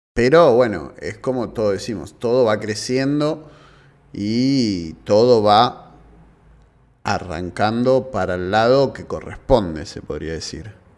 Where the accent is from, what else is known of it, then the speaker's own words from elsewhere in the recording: Avellaneda, Buenos Aires Province, Argentina; soy de Avellaneda